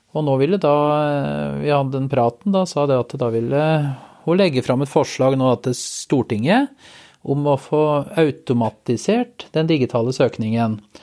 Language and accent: Norwegian; Finnskogen, Innlandet, Norway; Jeg er jo jeg er fra Finnskogen i grensetraktene mot Sverige.